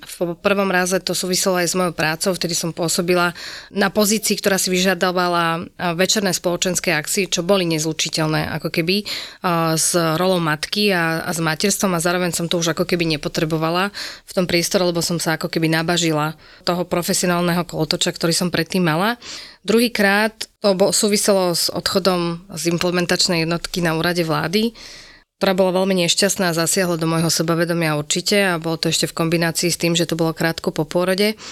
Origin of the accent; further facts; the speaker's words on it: Spišská Nová Ves, Košice Region, Slovakia; som teda zo Spišskej Novej Vsi